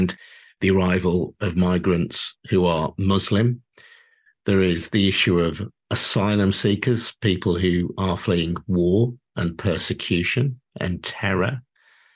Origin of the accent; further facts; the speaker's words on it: United Kingdom; the country that I was born in and that I've known as my home throughout my life